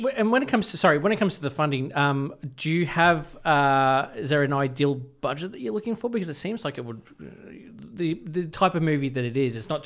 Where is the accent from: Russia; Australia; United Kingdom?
Australia; Chelsea, Victoria; I'm from Chelsea, Edithal.